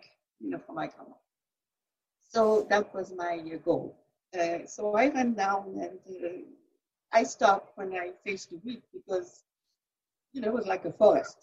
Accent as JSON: {"language": "English", "area": "center of France", "region": "Centre-Val de Loire", "country": "France", "tie": "born or raised there", "also_born_or_lived": "Paris, France", "said": "I was born in Paris, France. I grew up in the center of France."}